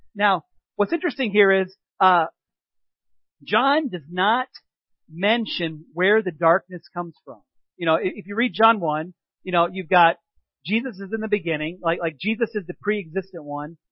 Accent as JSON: {"language": "English", "town": "Peoria", "region": "Illinois", "country": "United States", "tie": "born or raised there", "moved": "yes", "lives_now": "Three Lakes, United States", "said": "growing up in the Peoria area because they have a festival of lights there too"}